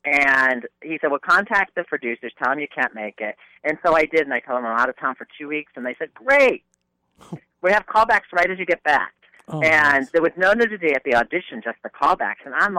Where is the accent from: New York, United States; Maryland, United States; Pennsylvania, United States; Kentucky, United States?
New York, United States; New York area, United States; I was from the New York area